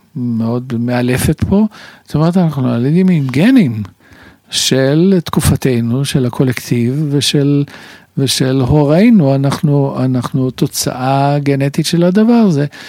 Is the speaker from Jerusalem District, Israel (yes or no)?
no; Tel Aviv, Tel Aviv District, Israel; שנולדתי ב... קרוב לרחוב סלמה